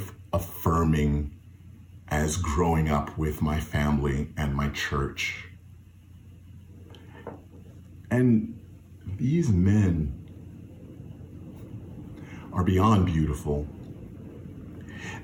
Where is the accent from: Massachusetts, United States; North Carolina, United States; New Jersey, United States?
North Carolina, United States; Fayetteville; When I was growing up in Fayetteville, North Carolina, at New Bethel AME Zion Church